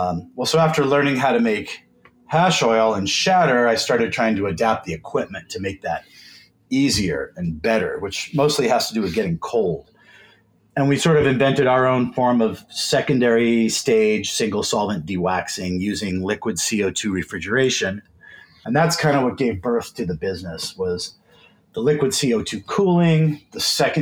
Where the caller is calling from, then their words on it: Seattle, Washington, United States; I am sitting in my home office in Seattle, Washington. Just flew back from LA this morning.